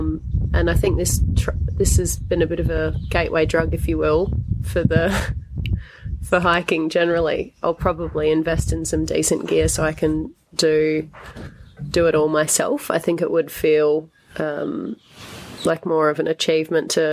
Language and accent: English; Adelaide, South Australia, Australia; now in Melbourne, Australia; I'm originally from Adelaide, but living in Melbourne